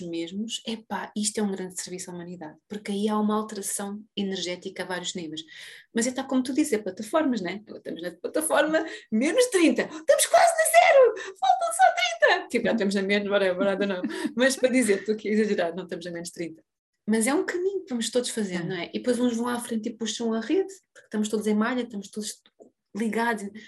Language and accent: Portuguese; Portugal; a todos nós enquanto portugueses